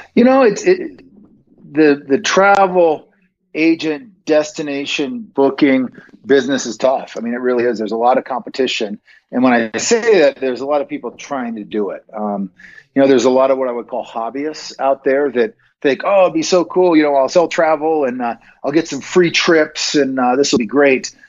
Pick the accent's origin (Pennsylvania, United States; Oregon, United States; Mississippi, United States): Oregon, United States; Bend; moved away as an adult; now in Montana, United States; I grew up out in Central Oregon